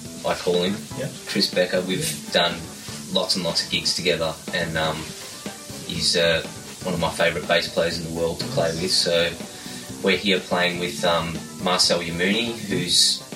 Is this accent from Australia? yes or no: yes; Werribee, Victoria, Australia; I grew up in a little town, just not so little anymore, but 35 k's west of the city in Melbourne called Werribee